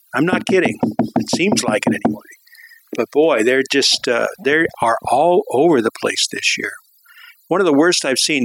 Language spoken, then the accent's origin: English; Southern California, United States; moved away; growing up in Southern California